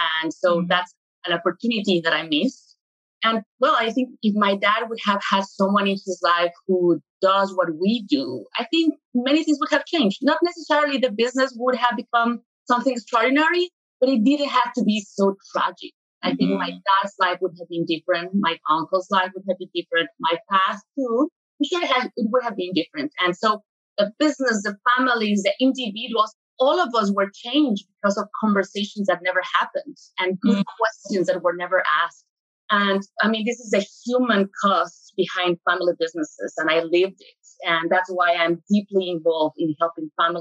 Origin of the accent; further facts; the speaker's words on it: Mexico City, Mexico; moved away; I'm originally from Mexico City